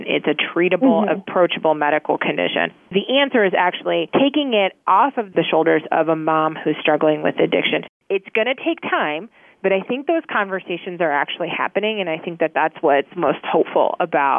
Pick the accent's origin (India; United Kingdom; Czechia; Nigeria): Czechia; now in United States; I'm actually originally from the Czech Republic, where women stay home for 2 years after they have a baby.